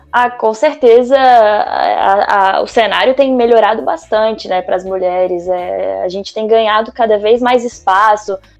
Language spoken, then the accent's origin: Portuguese; Brasília, Federal District, Brazil; sou de Brasília